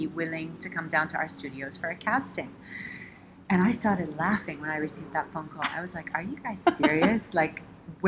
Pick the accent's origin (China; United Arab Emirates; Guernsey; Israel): United Arab Emirates; Dubai; also born or lived in United States / United Kingdom / Switzerland; I'm born and brought up in Dubai